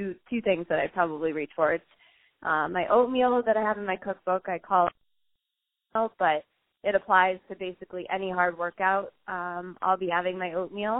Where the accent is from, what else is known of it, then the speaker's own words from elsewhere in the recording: Marblehead, Massachusetts, United States; growing up in Marblehead